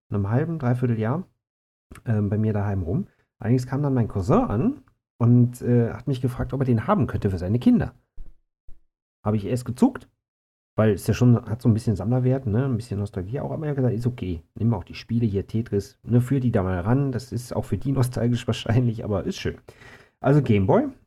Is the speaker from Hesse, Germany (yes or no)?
no; Solingen, North Rhine-Westphalia, Germany; War ich noch so ganz aufgeregt, dass ich mit meinen Eltern damals ähm, in ein Fachgeschäft meiner Heimatstadt Solingen gewandert bin